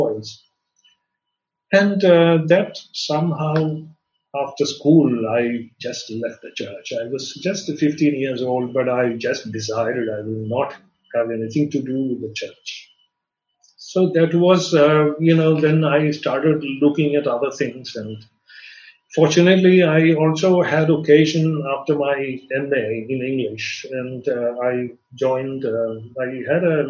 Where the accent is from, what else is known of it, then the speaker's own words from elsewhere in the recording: Kochi, Kerala, India; I was born and brought up in the Catholic capital of India, which is Cochin